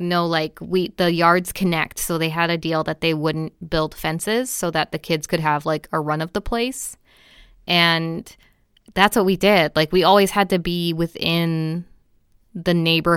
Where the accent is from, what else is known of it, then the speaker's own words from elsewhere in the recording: Pacific Northwest, United States; growing up in the Pacific Northwest